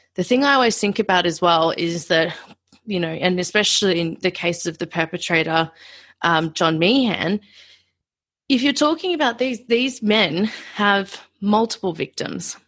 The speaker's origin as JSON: {"language": "English", "country": "Australia", "said": "being an Australian"}